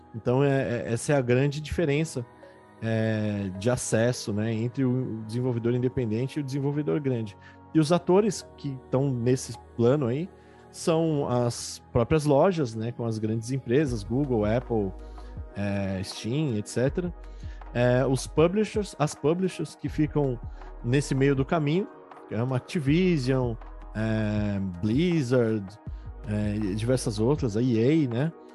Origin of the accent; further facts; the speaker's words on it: Brazil; como brasileiros